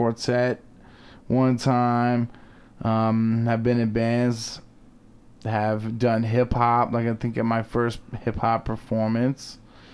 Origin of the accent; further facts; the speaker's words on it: Tallahassee, Florida, United States; moved away as an adult; also born or lived in Portland, Oregon / Utah; now in Salt Lake City, United States; originally I am from Tallahassee, Florida. Was there for like 31 years or something like